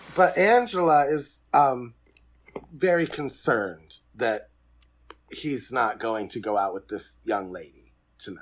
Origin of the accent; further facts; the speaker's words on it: Fort Wayne, Indiana, United States; I am from Fort Wayne, Indiana